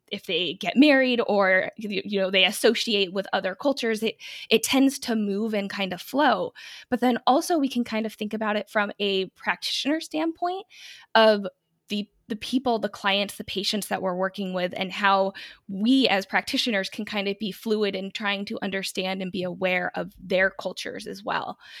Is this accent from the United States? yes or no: yes; United States; I'm American.